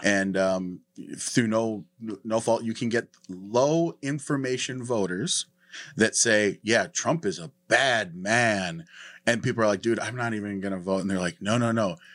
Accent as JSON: {"language": "English", "region": "North Dakota", "country": "United States", "moved": "yes", "said": "I'm from North Dakota"}